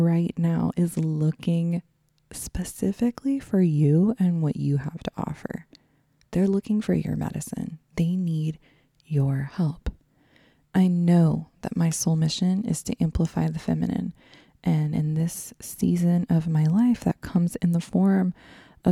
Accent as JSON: {"language": "English", "region": "Texas", "country": "United States", "tie": "born or raised there", "said": "I grew up in Texas"}